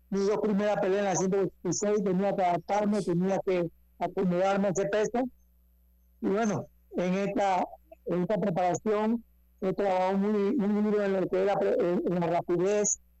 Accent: Panama; vamos a pelear en, la, en, el país de Panamá, contento porque voy a pelear en mi país.

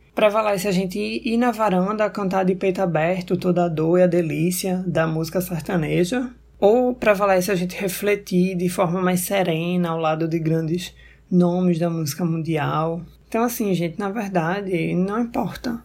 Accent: Recife, Pernambuco, Brazil; Sou de Recife

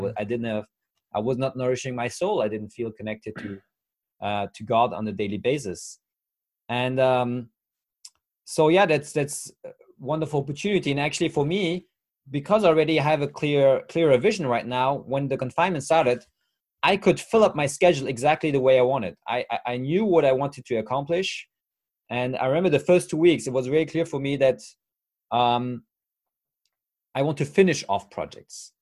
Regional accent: France; English is a second language; I'm 35 years old from France

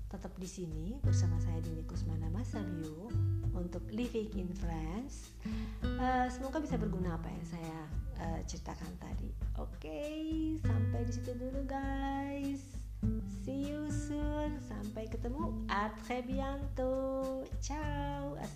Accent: West Java, Indonesia; berhubung saya orang Sunda.

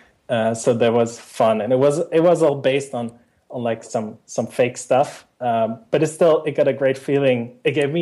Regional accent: Netherlands; in my hometown and in the Netherlands

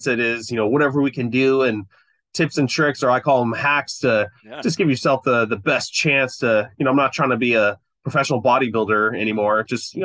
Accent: Fresno, California, United States; also born or lived in Long Beach, California; I grew up here in California, Central California

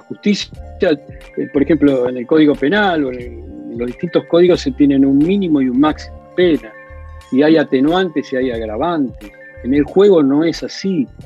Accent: Argentina; nos toca vivir como argentinos

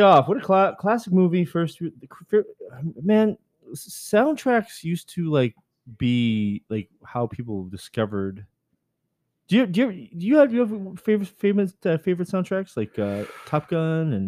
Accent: Canada; I'm Canadian

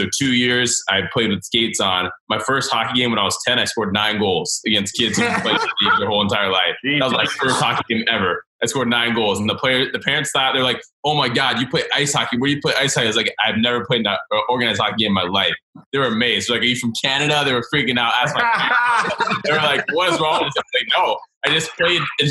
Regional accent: Snellville, Georgia, United States; born or raised there; also born or lived in Gainesville, Florida

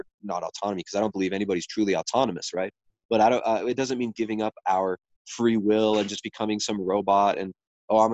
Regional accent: California, United States; you and I grew up in California

